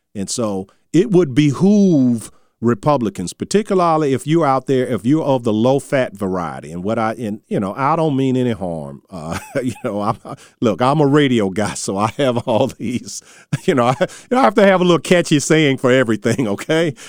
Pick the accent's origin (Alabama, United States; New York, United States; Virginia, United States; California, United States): Virginia, United States; Charles City; my hometown of Charles City